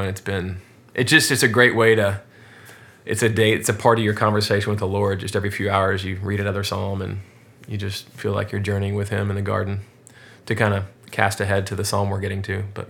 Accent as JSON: {"language": "English", "town": "Houston", "region": "Texas", "country": "United States", "also_born_or_lived": "Scotland / North Carolina", "said": "but I'm from Houston, sixth generation Houstonian, and love Houston"}